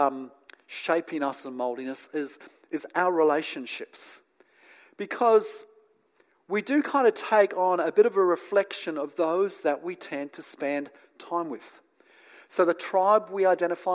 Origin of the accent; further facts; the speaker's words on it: New Zealand; also born or lived in England; now in Australia; And then I grew up in New Zealand. And now I live in Australia.